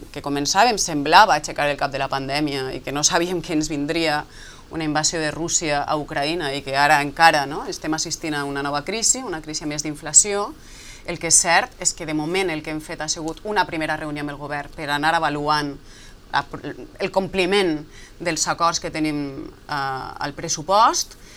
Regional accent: Galicia, Spain; i més com a gallega, vull dir, jo crec que dins d'aquesta idea que tenim nosaltres d'Espanya, d'un país de països

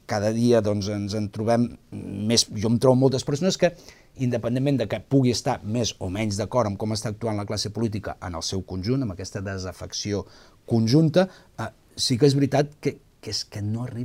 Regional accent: Santa Perpètua de Mogoda, Catalonia, Spain; Sí, jo soc fill de Santa Perpètua.

